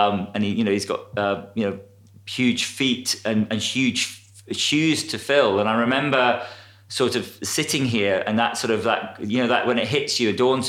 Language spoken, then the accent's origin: English; Scotland, United Kingdom; moved away; I'm from Scotland. My family live an hour south of Edinburgh